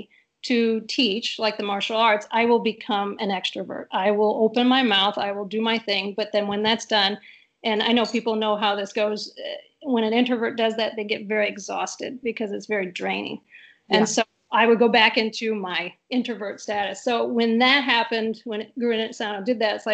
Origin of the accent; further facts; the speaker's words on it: St. Louis, Missouri, United States; also born or lived in Grand Rapids, Michigan; I was born and raised in St. Louis, Missouri. So I'm a Missouri St. Louis girl.